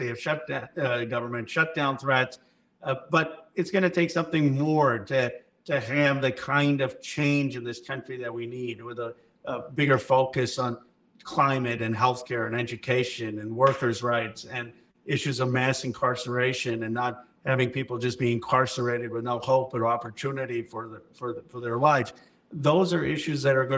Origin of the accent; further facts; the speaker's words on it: Philadelphia, Pennsylvania, United States; I was born in Philadelphia in 1976